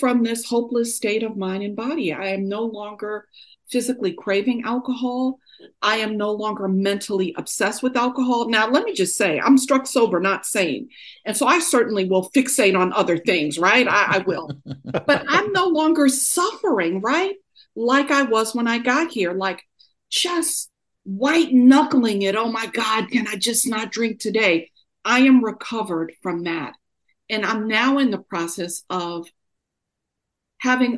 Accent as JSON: {"language": "English", "region": "New York", "country": "United States", "tie": "born or raised there", "also_born_or_lived": "Oakland, California", "moved": "yes", "lives_now": "Durham, United States", "said": "Although I'm born and raised in New York, I got sober in Oakland, California, and now I live in Durham, North Carolina."}